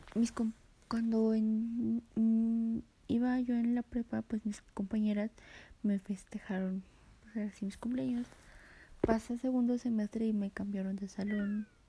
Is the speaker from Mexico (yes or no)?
yes; Mexico; Nací en Jalaclaco del año 2004